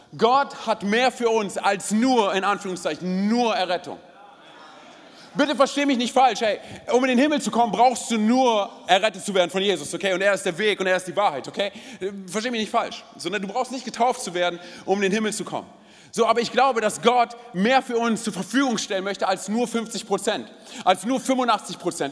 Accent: Berlin, Germany; ich bin gebürtiger Berliner.

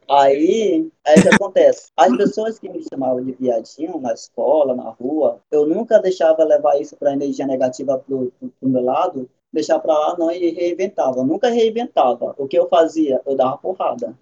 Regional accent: Iranduba, Amazonas, Brazil; eu não sou manauara, eu sou irambubense

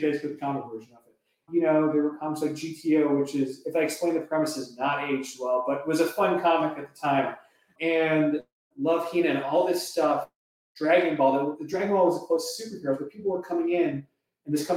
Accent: Toronto, Ontario, Canada; moved away as an adult; now in Los Angeles, United States; I'm from Toronto originally. I was born in the suburbs of Toronto. And so I grew up there

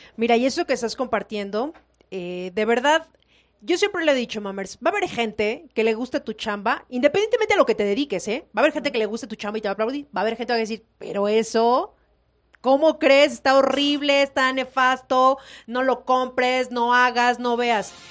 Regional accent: Mexico; nos caracteriza a los mexicanos

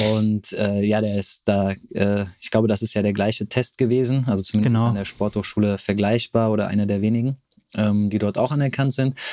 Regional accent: near Frankfurt am Main, Hesse, Germany; also born or lived in Cologne; Also ich komme hier aus der Nähe von Frankfurt am Main

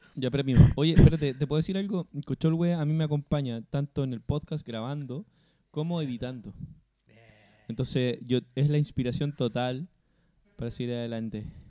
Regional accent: Chile; como chileno promedio

